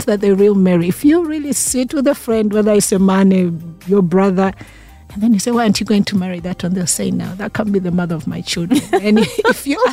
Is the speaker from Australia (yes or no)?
no; Tanzania; I come from Tanzania